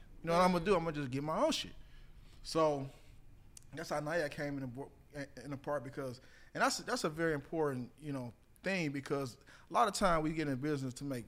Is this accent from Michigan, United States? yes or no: yes; Detroit, Michigan, United States; moved away as an adult; also born or lived in Southfield, Michigan / New York / Chicago / Los Angeles; now in Atlanta, United States; born and raised in Detroit, Michigan